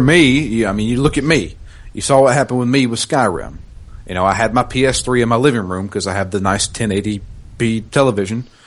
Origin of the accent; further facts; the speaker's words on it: the South, United States; I am from the South. I can't help where I'm from